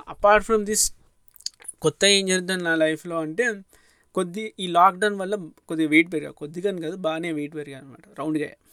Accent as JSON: {"language": "Telugu", "town": "Hyderabad", "region": "Telangana", "country": "India", "tie": "born or raised there", "said": "మన చిన్నప్పుడు అప్పుడు నేను హైదరాబాద్లో ఉంటే"}